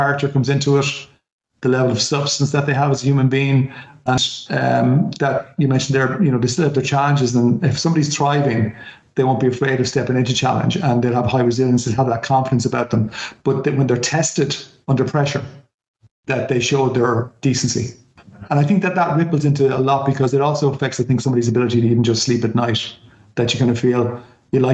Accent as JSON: {"language": "English", "country": "Ireland", "said": "as an Irish person"}